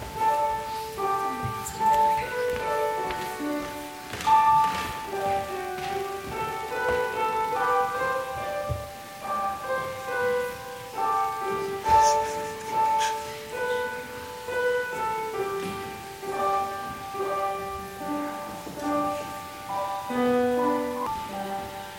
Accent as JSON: {"language": "English", "town": "Leominster", "region": "Massachusetts", "country": "United States", "said": "I come from Leominster, Massachusetts, the birthplace of Johnny Appleseed"}